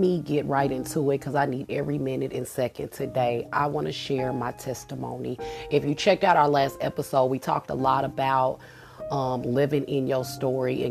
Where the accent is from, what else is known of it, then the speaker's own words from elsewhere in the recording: Kansas City, United States; moved away as an adult; I was still living in my home state in KC